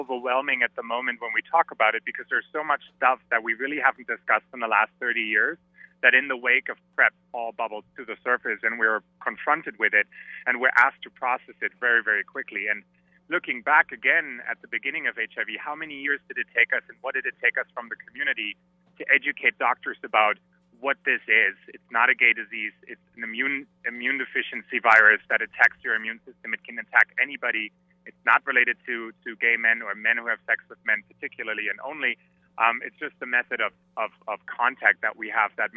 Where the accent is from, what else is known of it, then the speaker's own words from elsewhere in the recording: Germany; moved away; I'm from Germany originally